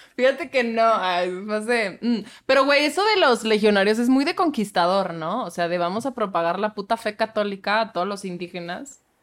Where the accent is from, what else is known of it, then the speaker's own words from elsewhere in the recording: Querétaro, Mexico; Querétaro, de donde yo soy. Claro que sí. Soy queretana de closet